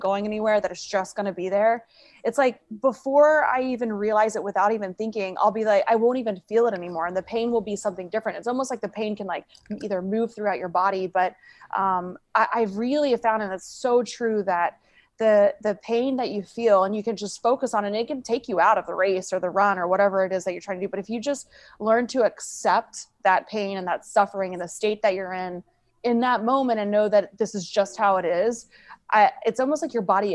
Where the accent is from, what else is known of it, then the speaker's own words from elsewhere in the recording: Tulsa, Oklahoma, United States; now in Virginia Beach, United States; Tulsa, Oklahoma, my hometown where I was from